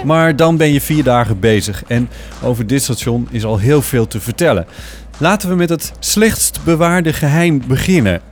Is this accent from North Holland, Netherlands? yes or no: yes; Amsterdam, North Holland, Netherlands; als Amsterdammer